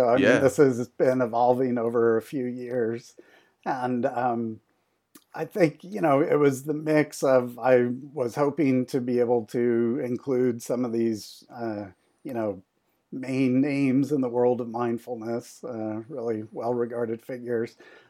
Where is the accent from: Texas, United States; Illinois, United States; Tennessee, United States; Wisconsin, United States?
Illinois, United States; Chicago; Well, I'm from Chicago, so I'd say the main guys are Michael Jordan and Scottie Pippen.